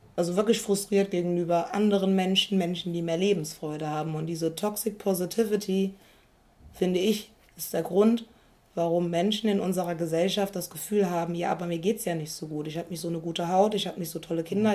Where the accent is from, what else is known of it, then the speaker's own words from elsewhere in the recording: Koblenz, Rhineland-Palatinate, Germany; Ich komme aus Koblenz